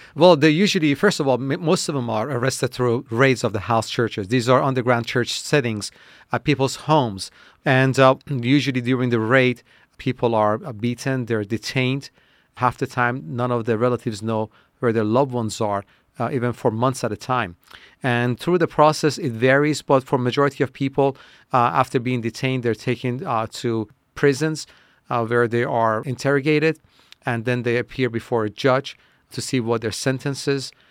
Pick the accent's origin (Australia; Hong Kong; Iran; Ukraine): Iran; moved away; I was born in Iran as a Muslim